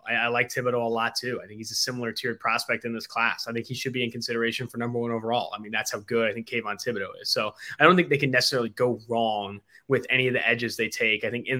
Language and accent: English; Oakland, California, United States; moved away as an adult; also born or lived in San Diego, California; now in Cincinnati, United States; I'm originally from Oakland, California, and then went to San Diego State.